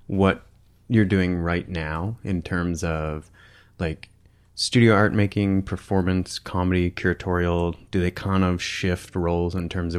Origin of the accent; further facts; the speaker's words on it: Michigan, United States; I'm from Michigan